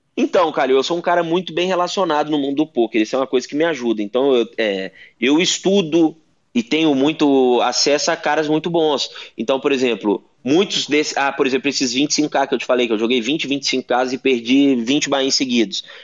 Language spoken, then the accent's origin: Portuguese; Brazil; eu sou brasileiro, aqui no Brasil